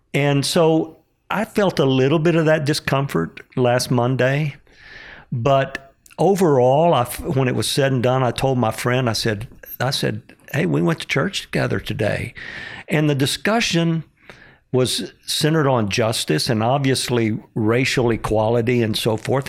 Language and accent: English; Pecos, Texas, United States; when I was growing up in Pecos, Texas, eighty-five percent Hispanic